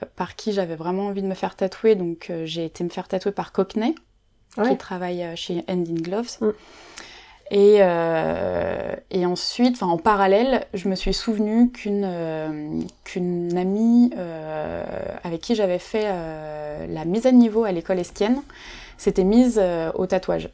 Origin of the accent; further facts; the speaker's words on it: Nantes, Pays de la Loire, France; moved away as an adult; now in Paris, France; Je suis nantaise d'origine